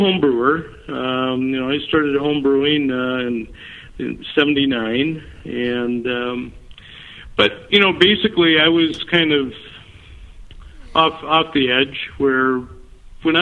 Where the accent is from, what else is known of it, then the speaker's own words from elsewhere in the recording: Red River Valley, eastern North Dakota, United States; moved away as an adult; now in Minnesota, United States; I grew up in North Dakota. I'm not a native Minnesotan. I grew up in the Red River Valley area, which is eastern North Dakota